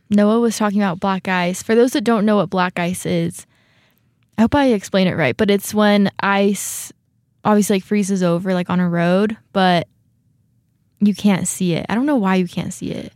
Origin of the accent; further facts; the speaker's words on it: California, United States; moved away as an adult; now in Rexburg, United States; I grew up in California too.